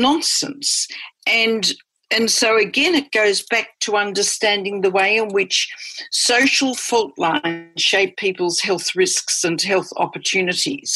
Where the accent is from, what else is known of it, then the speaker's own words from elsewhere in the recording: Australia; moved away as an adult; also born or lived in Johannesburg, South Africa; I'm Australian